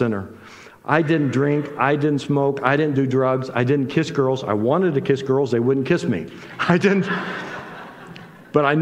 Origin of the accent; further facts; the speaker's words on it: Indiana, United States; I grew up in Indiana.